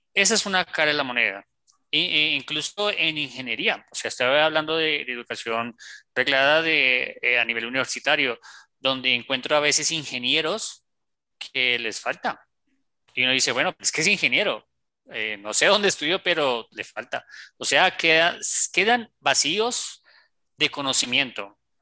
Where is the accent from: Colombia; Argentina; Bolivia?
Colombia; also born or lived in Bogotá; como decimos aquí en Colombia